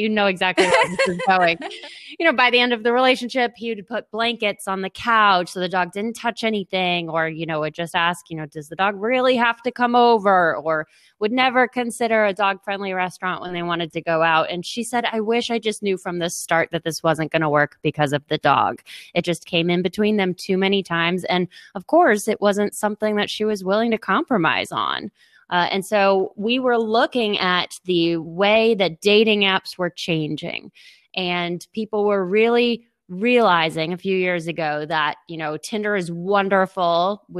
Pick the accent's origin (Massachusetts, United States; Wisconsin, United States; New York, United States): Massachusetts, United States; Boston; now in New Orleans, United States; We're originally from Boston, but our family's from down here.